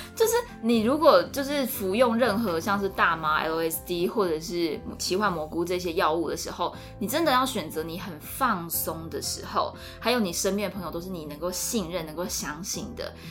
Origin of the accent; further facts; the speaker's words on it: Taiwan; 我是台湾人